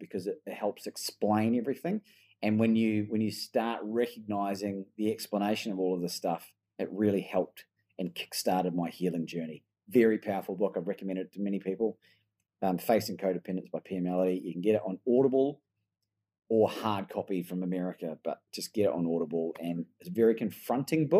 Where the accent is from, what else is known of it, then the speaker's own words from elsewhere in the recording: New Zealand; now in Melbourne, Australia; I've got an Australian passport, but I was born in New Zealand